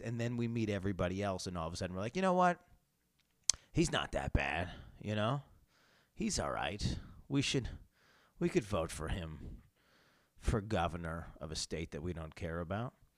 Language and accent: English; New York, United States; I come from New York State where kind of having guns is just, um, harder and, uh, and, and rarer